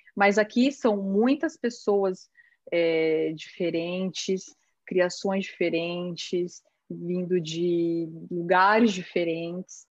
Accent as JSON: {"language": "Portuguese", "region": "São Paulo", "country": "Brazil", "moved": "yes", "said": "eu vim de São Paulo, da Zona Leste"}